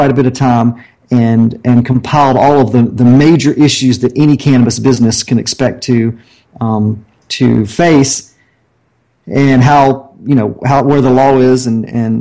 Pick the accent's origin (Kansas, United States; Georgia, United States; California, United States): Georgia, United States; Augusta; moved away; I'm from the Augusta, Georgia area